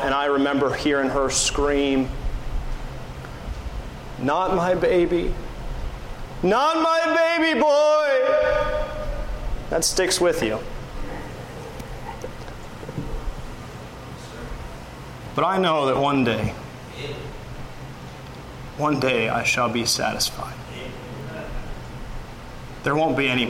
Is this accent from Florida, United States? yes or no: yes; Pensacola, Florida, United States; moved away; also born or lived in Missouri; I grew up on the Gulf Coast in Pensacola